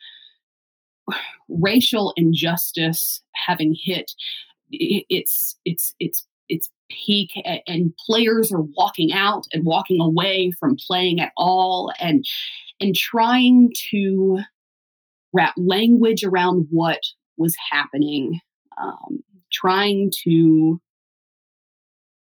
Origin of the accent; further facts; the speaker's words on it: the South, United States; I'm from the South